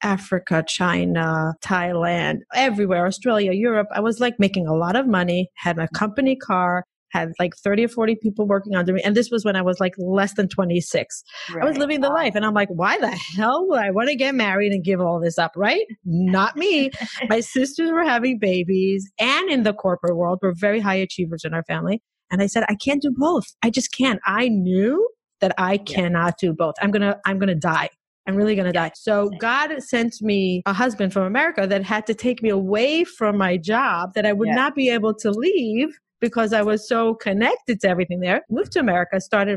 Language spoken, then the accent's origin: English; Israel; moved away as an adult; now in United States; I grew up in Israel. I came to the States. I married my husband when I was 26.